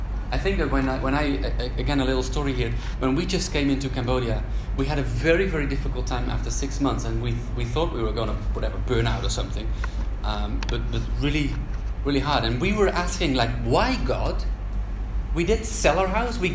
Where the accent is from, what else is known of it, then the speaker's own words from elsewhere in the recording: Netherlands; moved away; My home country is Holland